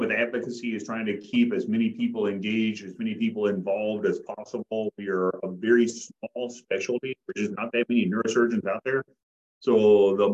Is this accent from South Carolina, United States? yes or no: no; Appalachia, near Sharkey / Hillsboro, Kentucky, United States; So I grew up in Appalachia, kind of middle of nowhere, back in the country, the nearest kind of crossroads was called Sharkey. The nearest post office was Hillsboro